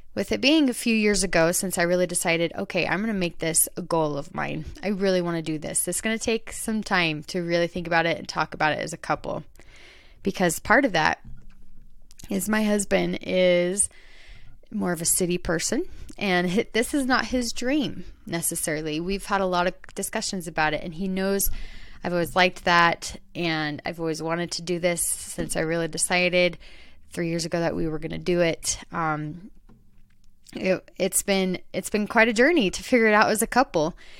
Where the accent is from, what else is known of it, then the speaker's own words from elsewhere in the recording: Queen Creek, Arizona, United States; I grew up in Arizona, in more of the countryside of Arizona. It's called Queen Creek, Arizona.